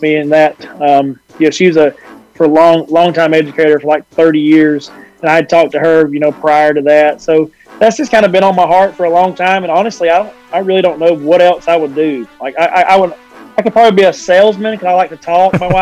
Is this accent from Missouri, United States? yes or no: no; Fyffe, Alabama, United States; my wife's from Crossville and I'm from Fife. So we both took jobs here at Crossville and got to come back home